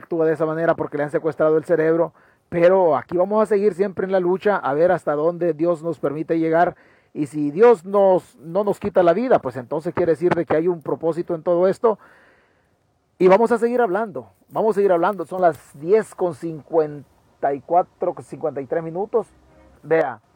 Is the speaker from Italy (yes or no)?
no; Chalatenango, El Salvador; yo soy de Chalatenango, en las mismas condiciones deplorables. Así me eduqué yo